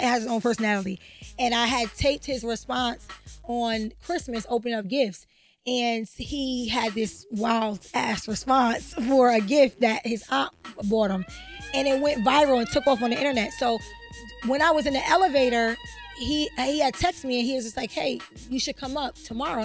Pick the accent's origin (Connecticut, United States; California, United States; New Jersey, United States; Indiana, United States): Connecticut, United States